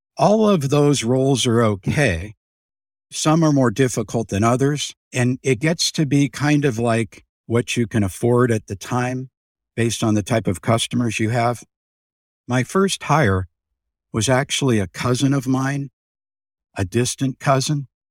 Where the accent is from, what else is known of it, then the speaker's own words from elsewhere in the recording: Youngstown, Ohio, United States; I'm from Youngstown, Ohio